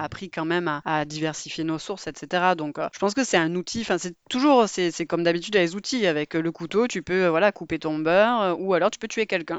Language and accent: French; Marseille, Provence-Alpes-Côte d'Azur, France; je suis de Marseille